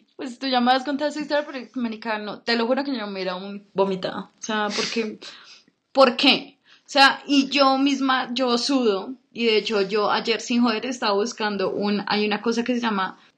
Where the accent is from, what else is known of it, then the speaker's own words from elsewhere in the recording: Colombia; nací acá en Colombia